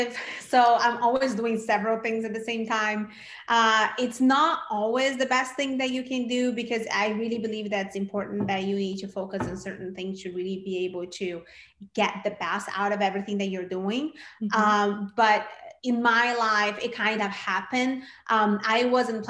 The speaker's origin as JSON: {"language": "English", "country": "Brazil", "moved": "as an adult", "lives_now": "United States", "said": "I'm originally from Brazil. And when I first came to the States, I came to go to film school"}